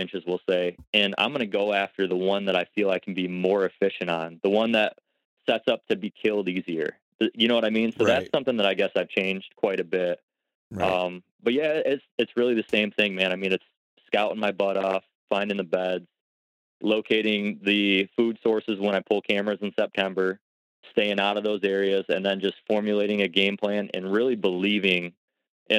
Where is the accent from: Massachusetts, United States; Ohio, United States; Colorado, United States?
Ohio, United States; in my home state, at least in Ohio